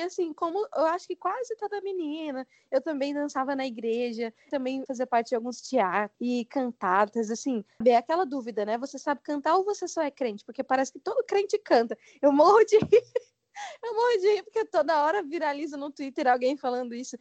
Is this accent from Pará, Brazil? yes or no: no; Goiás, Brazil; Eu sou goiana